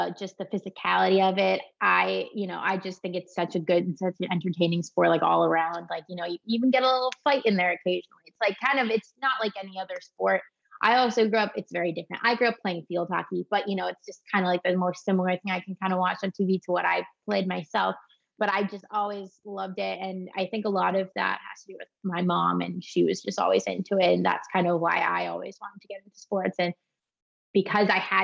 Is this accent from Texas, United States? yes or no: no; Louisville, Kentucky, United States; now in Tampa, United States; growing up in Louisville, the big thing is basketball